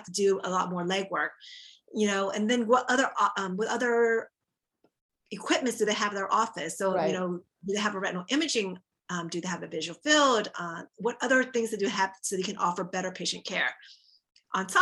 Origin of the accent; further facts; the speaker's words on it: Texas, United States; moved away as an adult; also born or lived in Orlando, Florida; I'm originally from Texas